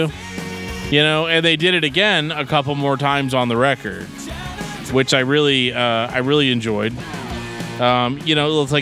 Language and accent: English; St. Louis, Missouri, United States; Growing up in St. Louis